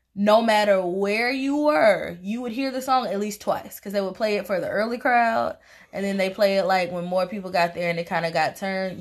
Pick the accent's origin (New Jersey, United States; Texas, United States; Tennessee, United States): Tennessee, United States; I'm from Tennessee